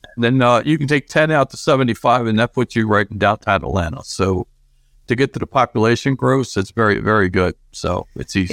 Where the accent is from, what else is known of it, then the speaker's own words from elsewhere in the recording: Argentina; now in United States; I was born in Argentina and I came to this country when I was younger, and I still retain those Argentinian breakfast things